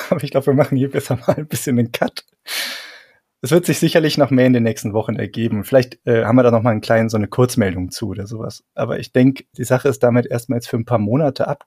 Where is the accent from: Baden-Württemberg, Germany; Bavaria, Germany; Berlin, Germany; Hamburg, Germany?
Bavaria, Germany; also ungespundetes Bier, das kann ich dir als Franke natürlich ganz gut erklären.